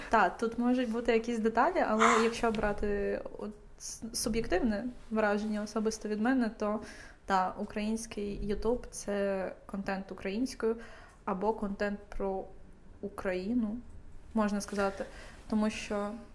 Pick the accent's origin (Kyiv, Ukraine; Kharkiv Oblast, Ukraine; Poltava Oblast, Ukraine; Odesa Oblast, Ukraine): Kyiv, Ukraine; я дитина, яка виросла в Києві